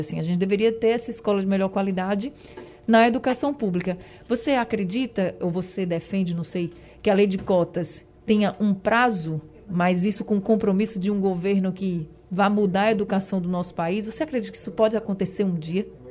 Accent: Recife, Pernambuco, Brazil; eu vim do Ibura

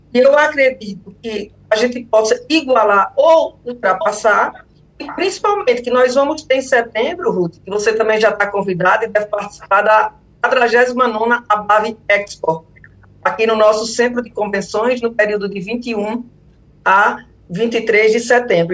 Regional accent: Salgueiro, Pernambuco, Brazil; now in Recife, Brazil; Eu vou passar o São João em Salgueiro, que é a minha terra natal

